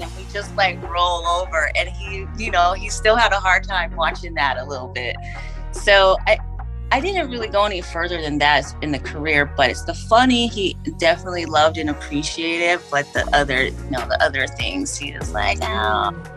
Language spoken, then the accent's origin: English; San Francisco Bay Area, California, United States; also born or lived in Oakland / Daly City; I can claim the entire Bay Area. When I say that, I mean, I was born in San Francisco at St. Luke's Hospital